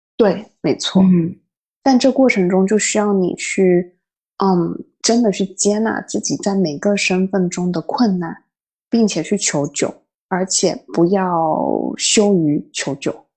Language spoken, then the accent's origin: Chinese; Fujian, China; moved away as an adult; also born or lived in northern China; now in Paris, France; 我们闽南那边会很讲究说食欲